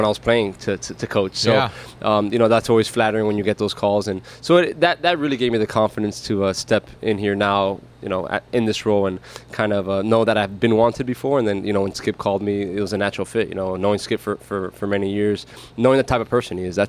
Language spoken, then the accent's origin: English; Miami, Florida, United States; to get to represent my hometown